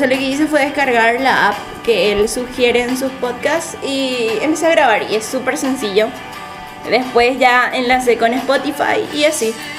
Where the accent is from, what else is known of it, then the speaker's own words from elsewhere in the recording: Paraguay; somos paraguayos